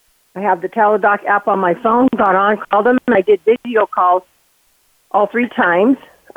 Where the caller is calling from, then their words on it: Utah, United States; I'm calling from Utah.